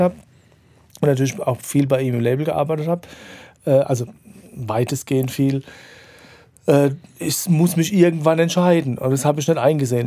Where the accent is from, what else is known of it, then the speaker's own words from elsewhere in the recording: Mannheim, Baden-Württemberg, Germany; in meiner Heimatstadt